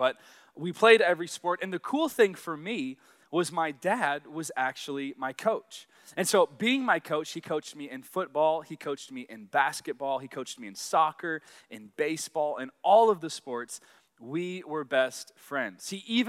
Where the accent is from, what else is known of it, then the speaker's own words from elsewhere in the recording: Arkansas, United States; but I grew up in Arkansas. So yes, I am a Southern boy, and yes, I have absolutely no accent.